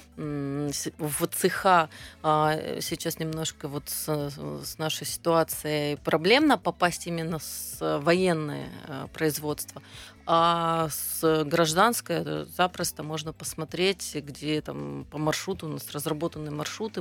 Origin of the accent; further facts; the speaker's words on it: Southern Urals, Russia; moved away as an adult; now in Khabarovsk, Russia; я родом с Южного Урала, на Дальний Восток и приехал несколько лет назад